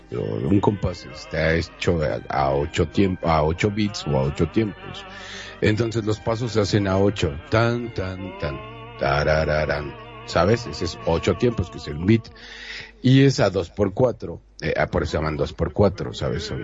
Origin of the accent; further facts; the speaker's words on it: Uruguay; yo que soy uruguayo, te puedo decir, bueno, pues nada, es